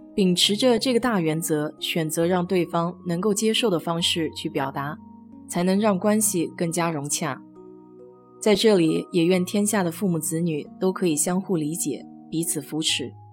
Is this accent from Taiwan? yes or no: no; China; 我们中国人